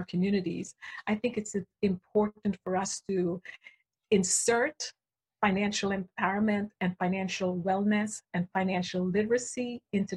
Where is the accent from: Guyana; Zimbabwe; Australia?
Guyana; moved away; I grew up in a small country. I was born in Guyana, South America